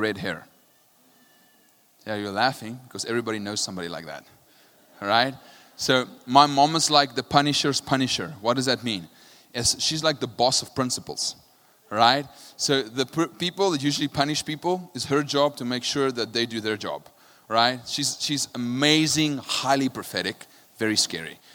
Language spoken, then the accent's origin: English; South Africa; I'm from South Africa